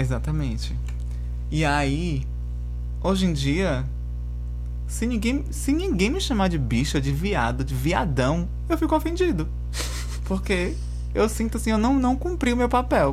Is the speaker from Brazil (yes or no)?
yes; Bahia, Brazil; moved away; vindo de onde eu vim, da Bahia